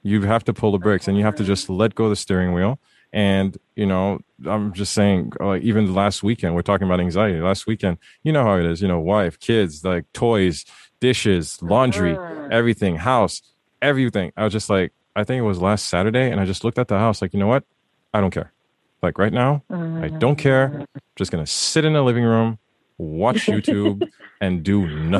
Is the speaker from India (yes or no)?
no; Haiti; I was raised in Haiti, first son, first male